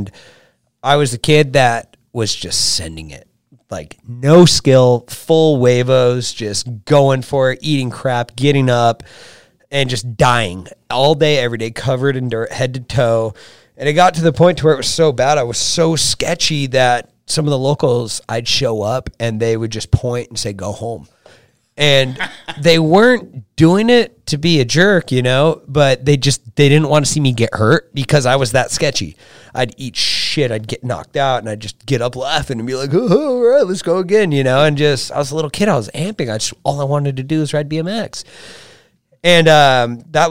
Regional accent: Huntington Beach, California, United States; I grew up in Huntington Beach, California

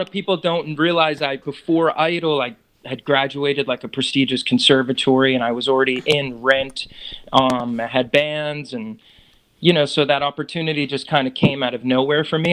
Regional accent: New York area, United States; growing up in New York area

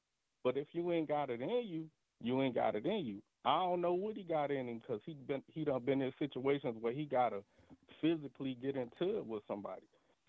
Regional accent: the South, United States; I'm from the South, baby, man. It ain't nothing but a lot of strong pimping down here.

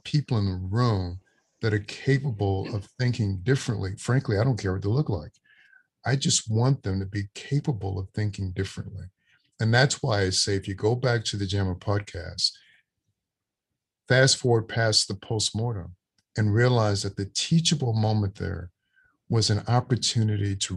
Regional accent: Louisiana, United States; a child born in 1958 and growing up in Louisiana in the Deep South

